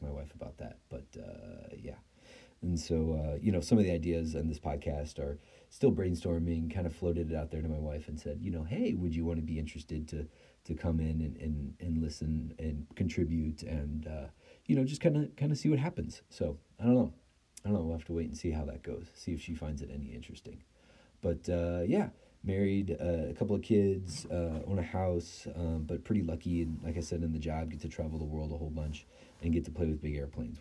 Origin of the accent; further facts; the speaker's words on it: Chicago, Illinois, United States; also born or lived in Italy; growing up in the Chicagoland area